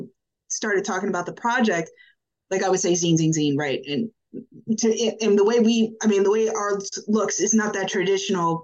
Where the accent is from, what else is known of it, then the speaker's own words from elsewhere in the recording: Orlando, Florida, United States; moved away as an adult; now in Washington, D.C., United States; I went to school in Central Florida. I grew up around Orlando.